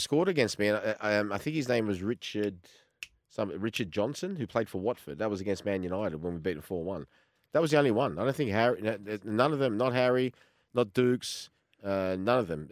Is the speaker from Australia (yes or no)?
yes; Australia; as much as I'm Australian, I've still got a little bit of that Croatian temper in the background